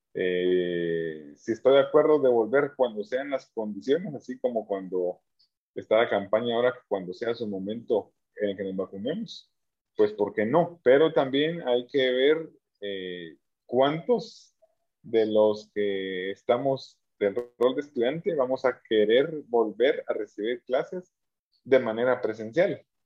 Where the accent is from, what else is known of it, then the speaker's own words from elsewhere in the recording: Guatemala; nosotros como guatemaltecos